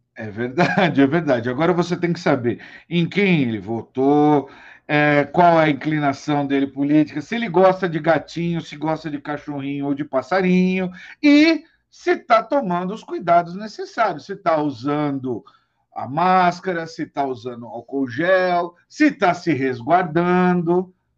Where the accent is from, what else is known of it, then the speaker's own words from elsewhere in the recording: São Paulo, Brazil; now in Araraquara, Brazil; nascido em São Paulo